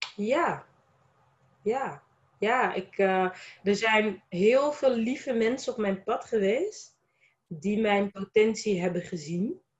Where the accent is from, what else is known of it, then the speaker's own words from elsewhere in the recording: Rotterdam, South Holland, Netherlands; Ik ben Rotterdamse. Ik ben ook Kaapverdiaanse